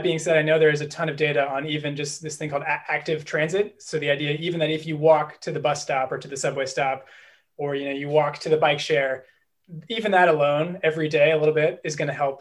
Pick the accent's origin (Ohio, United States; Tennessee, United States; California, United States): California, United States; Berkeley; now in Boston, United States; I'm actually a California native, although I'm currently based in Boston. I'm originally from Berkeley